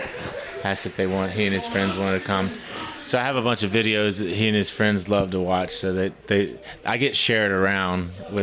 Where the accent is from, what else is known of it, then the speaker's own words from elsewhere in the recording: New Orleans, Louisiana, United States; I'm from New Orleans.